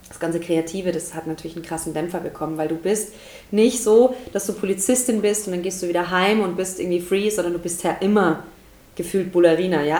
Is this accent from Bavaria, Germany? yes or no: yes; Deggendorf, Bavaria, Germany; also born or lived in Passau / Munich / Stuttgart; now in Nuremberg, Germany; ich komme tatsächlich ursprünglich aus Passau. Also da bin ich geboren, so tiefstes Niederbayern. Und ähm, ja, und dann bin ich aufgewachsen, so Deckendorf, Straubing, die Ecke. Immer noch tiefstes Niederbayern.